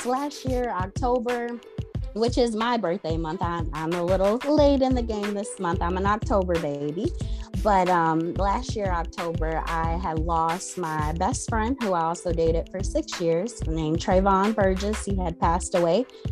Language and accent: English; Rochester, New York, United States; also born or lived in Nashville, Tennessee; now I'm back in my home state of Rochester, New York